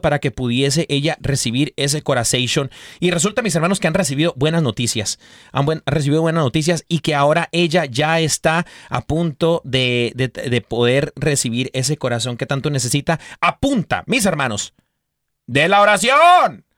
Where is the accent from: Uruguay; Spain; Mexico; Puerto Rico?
Mexico; yo como mexicano